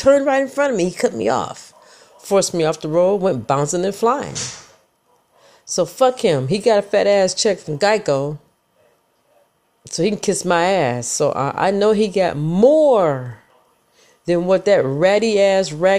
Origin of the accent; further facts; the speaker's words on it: Michigan, United States; I'm from Michigan, people, the motor capital of the world. We drive like we stole it in the mitten